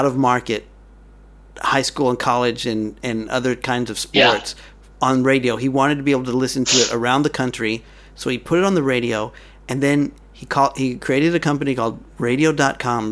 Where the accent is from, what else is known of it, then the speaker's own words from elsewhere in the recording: Dallas, Texas, United States; we're from Dallas